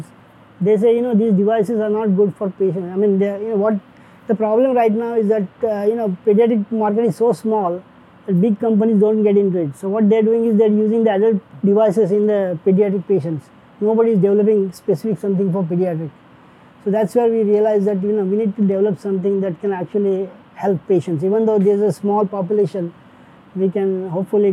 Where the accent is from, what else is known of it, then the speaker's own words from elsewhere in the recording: India; moved away; I wanted to become actually a doctor, but I couldn't do it when I was growing up in India